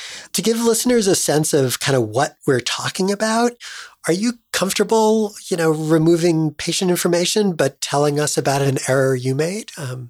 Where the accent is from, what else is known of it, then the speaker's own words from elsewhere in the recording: New York City, New York, United States; She then headed to my hometown for an MPH at Columbia.